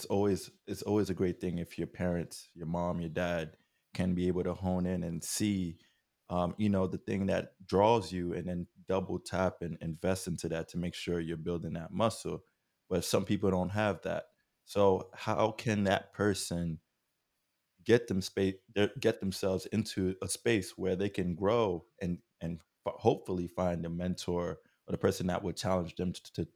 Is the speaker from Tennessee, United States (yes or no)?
no; New Jersey, United States; we're from New Jersey, and then, you know, the areas where we grew up were urban areas, right?